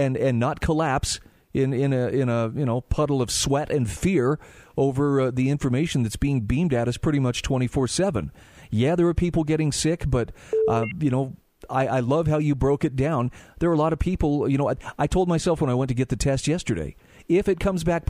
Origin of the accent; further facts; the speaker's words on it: Utah, United States; my home state of Utah